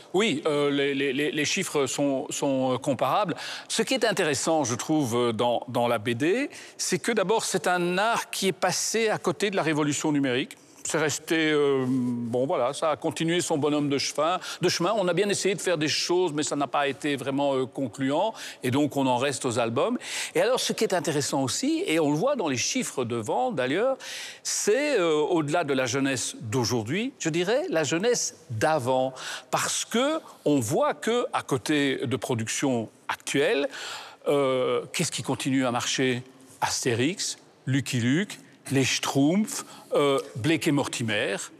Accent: Belgium; je suis belge une fois

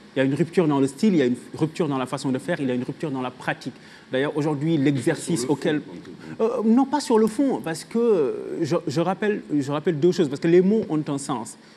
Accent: Senegal; je viens du pays de Léopold Sédar Senghor

